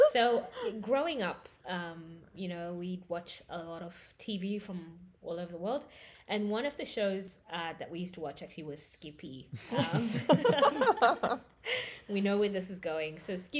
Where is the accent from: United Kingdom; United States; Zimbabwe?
Zimbabwe; Bulawayo; moved away as an adult; now in Australia; I was born in Zimbabwe, and I grew up in the second capital known as Bulawayo. I guess I came over for university.